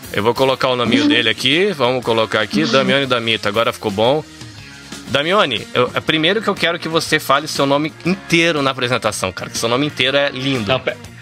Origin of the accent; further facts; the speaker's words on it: Brazil; moved away as an adult; now in Shizuoka, Japan; eu sou brasileiro, né? Dá pra ver pela essa cara de brasileiro. Tô no Japão desde 2003